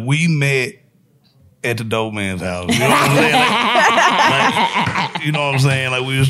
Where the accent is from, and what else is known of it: New Castle, Indiana, United States